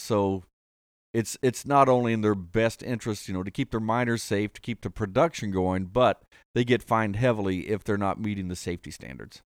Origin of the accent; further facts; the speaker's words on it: Columbus, Ohio, United States; also born or lived in Martin County, Kentucky; I grew up in Columbus. The family was from Martin County